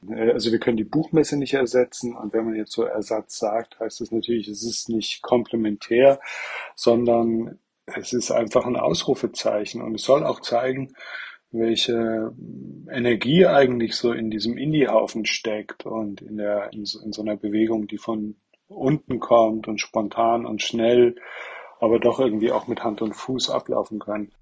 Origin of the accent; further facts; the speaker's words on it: Leipzig, Saxony, Germany; als Leipziger